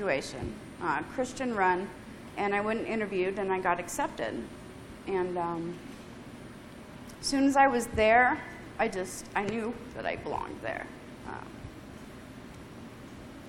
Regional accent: Colorado, United States; I was born and raised in Colorado

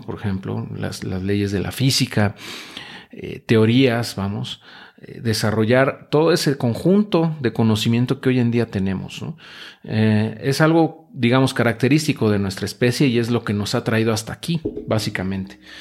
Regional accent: Mexico; nos caracteriza como mexicanos, como latinoamericanos

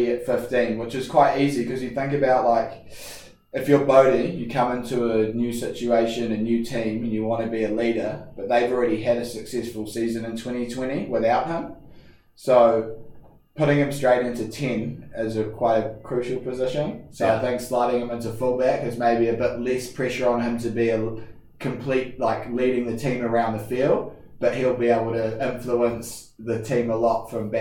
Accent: Auckland, New Zealand; moved away as an adult; now in United States; I grew up in Auckland and went to King's College

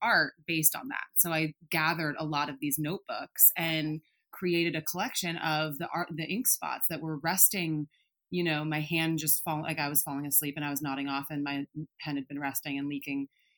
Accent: outside of San Francisco, Bay Area of California, United States; also born or lived in Colorado; I grew up in the Bay Area of California, outside of San Francisco

